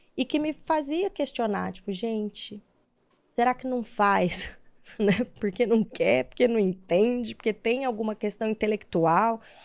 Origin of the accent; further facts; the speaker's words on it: São José do Rio Preto, São Paulo, Brazil; eu sou do interior de São Paulo, né? De São José do Rio Preto